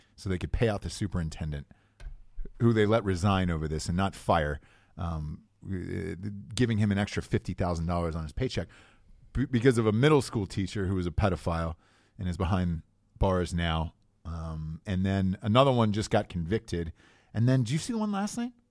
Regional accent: Atlanta, Georgia, United States; where I grew up in Atlanta

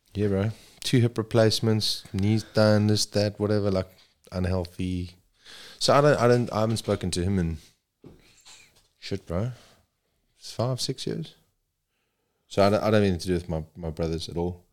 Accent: Zululand, KwaZulu-Natal, South Africa; moved away as an adult; also born or lived in Saudi Arabia / China; now in Perth, Australia; I grew up in Zululand

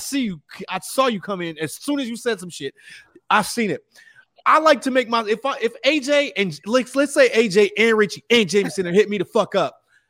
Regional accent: Texas, United States; moved away; I was born in Texas and I was there as a child.

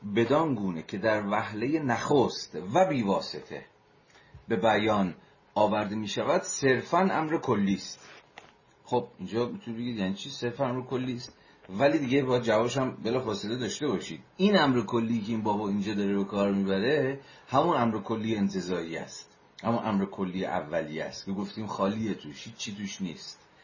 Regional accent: Iran; ما همه ایرانی هستیم

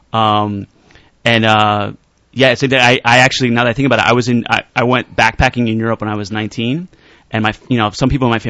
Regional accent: Elizabeth, New Jersey, United States; also born or lived in Poconos, Pennsylvania; now in New York, United States; Elizabeth. That's where I'm originally from, but then we left

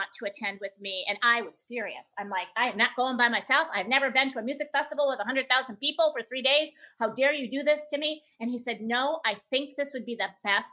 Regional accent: Menomonee Falls, Wisconsin, United States; now in Las Vegas, United States; I said, Menominee Falls

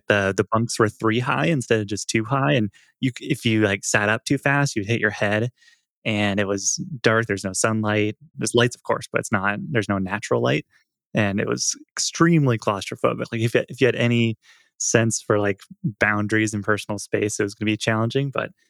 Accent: Portland, Oregon, United States; I'm from Portland, Oregon

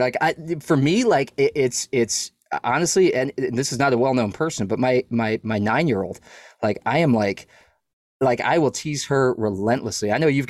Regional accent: New England, United States; And I was like from New England, and I'd never been to Texas

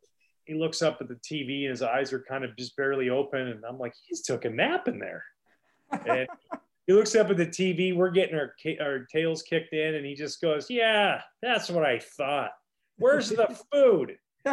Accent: Boston, Massachusetts, United States; I signed with the Boston Red Sox. I was back home in my hometown. I was at my parents' place with my brothers

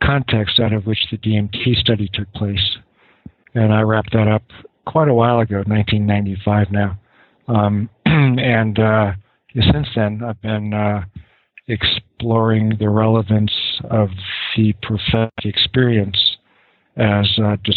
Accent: Los Angeles, California, United States; I was born in Los Angeles to a middle-class family

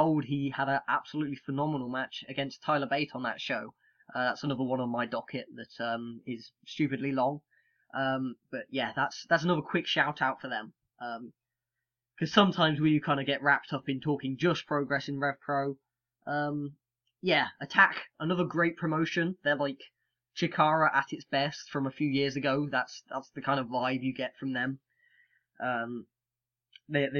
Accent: United Kingdom; being British

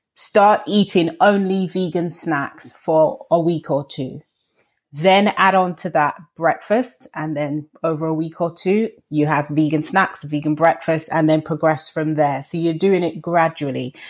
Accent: London, United Kingdom; I'm from I was born and raised in London

